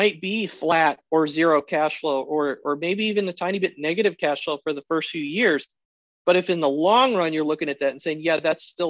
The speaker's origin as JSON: {"language": "English", "region": "Alaska", "country": "United States", "said": "as an American, as an Alaskan"}